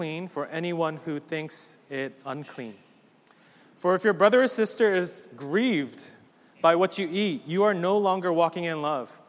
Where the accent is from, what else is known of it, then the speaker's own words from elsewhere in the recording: East Coast, United States; also born or lived in Midwest; I'm very much East Coast